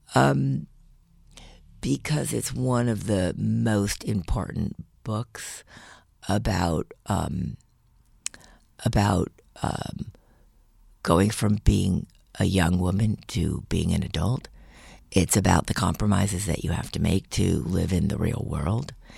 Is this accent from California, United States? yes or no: yes; Los Angeles, California, United States; I grew up in Los Angeles